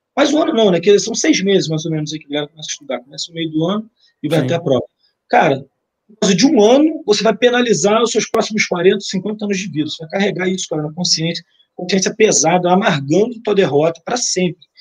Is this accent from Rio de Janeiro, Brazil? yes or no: yes; Nova Iguaçu, Rio de Janeiro, Brazil; Eu sou oriundo de Nova Iguaçu